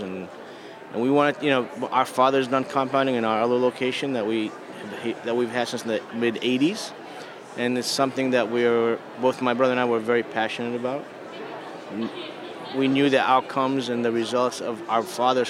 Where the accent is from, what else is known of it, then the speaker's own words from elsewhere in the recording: Boston, Massachusetts, United States; I'm from Boston